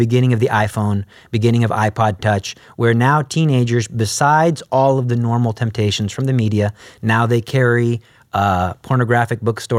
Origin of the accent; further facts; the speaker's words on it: Alief, Texas, United States; Because I came from Alief, so that's like a lower income school.